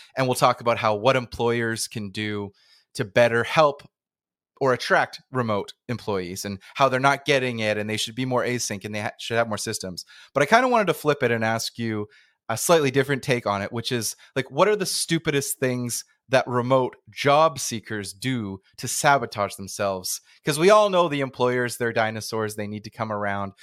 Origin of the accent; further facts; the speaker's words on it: Canada; I'm in Canada, back in my, my hometown, not nomading right now